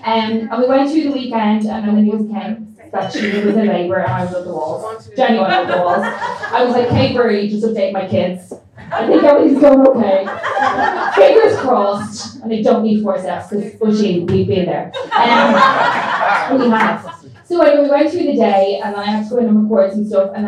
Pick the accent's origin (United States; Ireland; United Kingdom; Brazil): Ireland; Because I'm Irish, I'm very proud to be Irish.